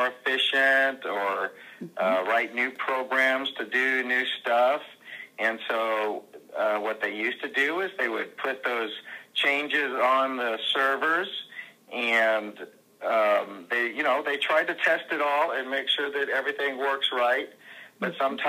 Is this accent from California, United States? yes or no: yes; California, United States; moved away as an adult; also born or lived in Southern Indiana; now in Indiana, United States; we came to Southern Indiana from California. It was where I was born and raised in 1998